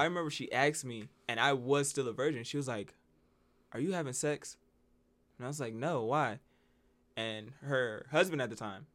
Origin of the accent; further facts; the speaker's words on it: Las Vegas, New Mexico, United States; we came down from Vegas.